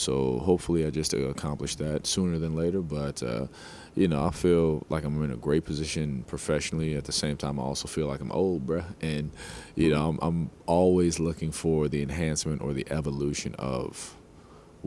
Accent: New Jersey, United States; I grew up in Jersey, New York, not such the greatest part of Jersey

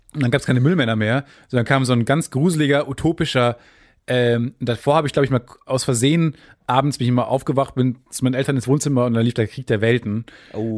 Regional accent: Kamen, North Rhine-Westphalia, Germany; bei uns in Kamen

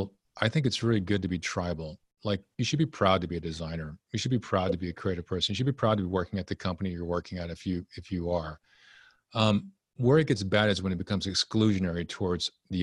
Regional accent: Texas, United States; also born or lived in Japan; So I grew up in Texas

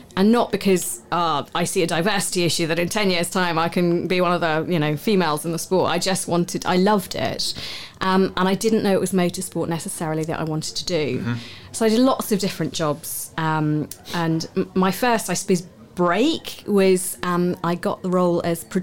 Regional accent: Southampton, South East England, United Kingdom; I was born in Southampton

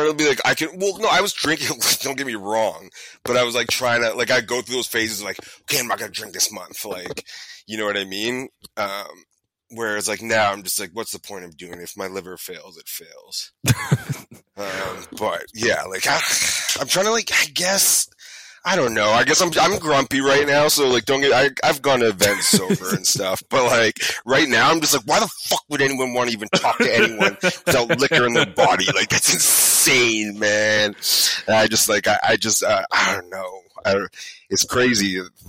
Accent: United States; I probably talk to Toronto people more, first of all, and I'm American.

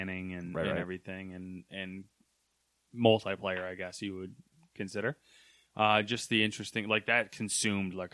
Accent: Camden, New York, United States; And I grew up in Camden

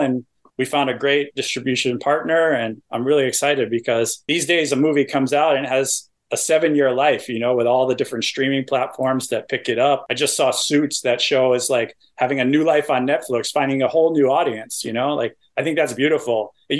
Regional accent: East Coast, United States; I'm from the East Coast, so I appreciate that reference. Like my town is like known for lobster.

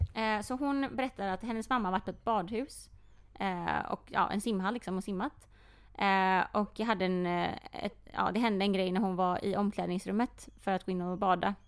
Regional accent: Sweden; om någon frågar mig först, vart kommer du ifrån? Och jag mm. säger Sverige.

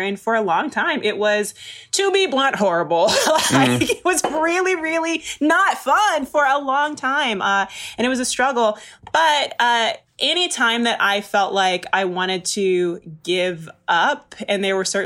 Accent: Maryland, United States; moved away as an adult; I came out here from the East Coast, I'm from Maryland

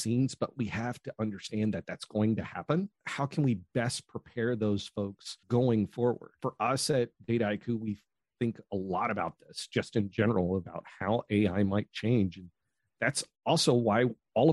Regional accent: United States; now in Australia; Originally from the United States

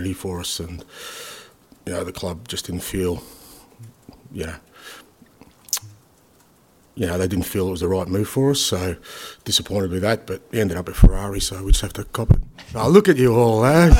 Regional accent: Australia; being Australian

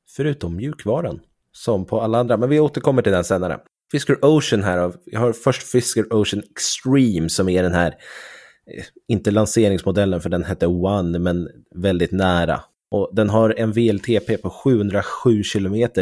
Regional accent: Sweden; vi svenskar

